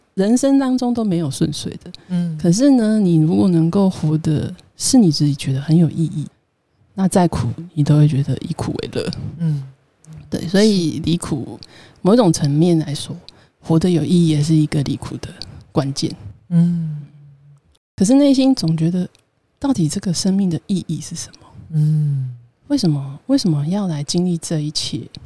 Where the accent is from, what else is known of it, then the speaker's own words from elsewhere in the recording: Taiwan; 为什么我是台湾人